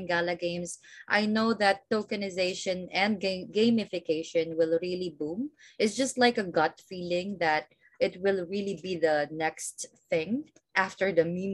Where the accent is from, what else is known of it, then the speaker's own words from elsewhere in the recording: Philippines; I'm from the Philippines